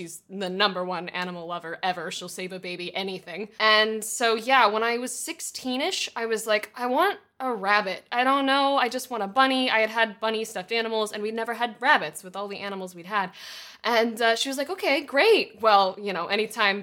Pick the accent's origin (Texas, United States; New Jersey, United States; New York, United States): Texas, United States; now in Los Angeles, United States; I'm from Texas originally. We're animal folk. Like, I grew up with horses